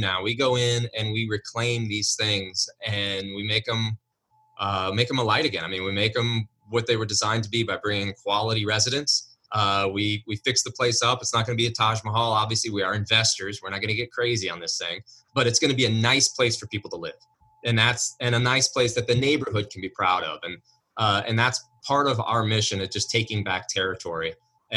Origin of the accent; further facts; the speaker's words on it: Lancaster, United States; here I am in my hometown